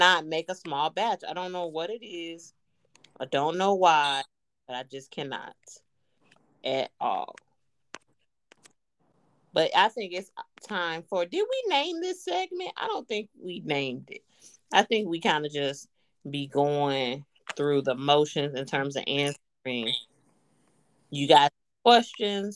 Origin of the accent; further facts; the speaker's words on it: Chicago, Illinois, United States; moved away; I'm from Chicago